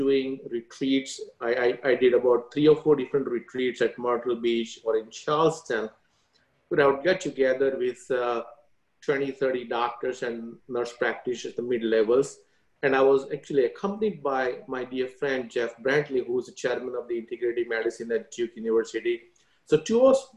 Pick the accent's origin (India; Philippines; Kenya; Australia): India; now in United States; I grew up in India, went to Catholic school